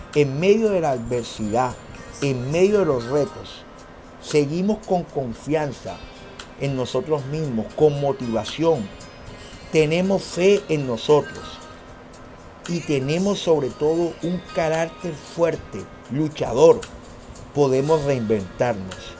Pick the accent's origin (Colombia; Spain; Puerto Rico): Colombia; Somos colombianos, somos personas trabajadoras